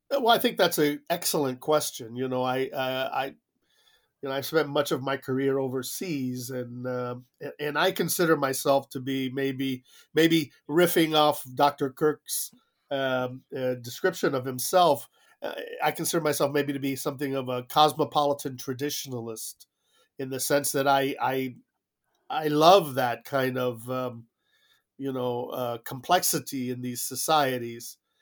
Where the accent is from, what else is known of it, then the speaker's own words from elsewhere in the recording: South Florida, United States; moved away as an adult; also born or lived in Cuba; came to Miami like so many others, and I grew up in South Florida